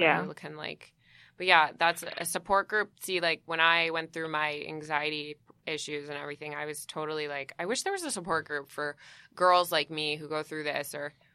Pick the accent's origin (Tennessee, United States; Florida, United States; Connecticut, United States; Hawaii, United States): Connecticut, United States; also born or lived in New York; I'm, like, from New York. And mostly grew up, I mean, I grew up in Connecticut mostly